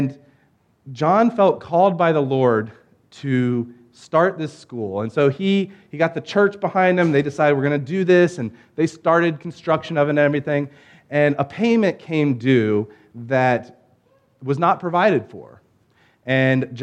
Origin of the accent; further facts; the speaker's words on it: Norfolk, Virginia, United States; I grew up in the Hampton Roads area